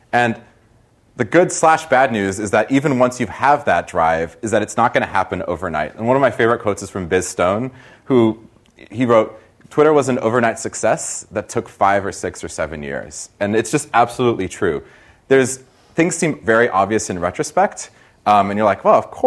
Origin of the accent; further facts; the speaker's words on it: Brazil; now in United States; I'm from Brazil originally